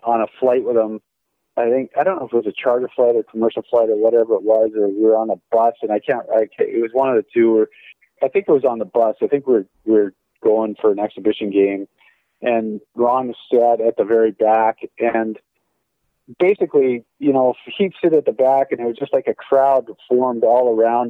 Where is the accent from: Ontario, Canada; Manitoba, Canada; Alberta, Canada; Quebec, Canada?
Alberta, Canada; Calgary; moved away as an adult; also born or lived in Long Island, New York / Tampa; I came from out west from Calgary, where I grew up